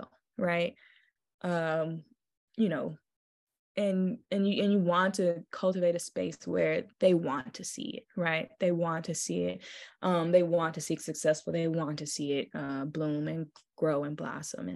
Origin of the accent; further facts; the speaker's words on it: Memphis, Tennessee, United States; I knew I was from Memphis and from the South